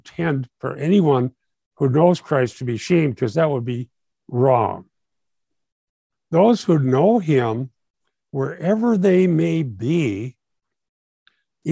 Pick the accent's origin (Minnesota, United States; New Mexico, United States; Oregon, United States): Minnesota, United States; I'm from Minnesota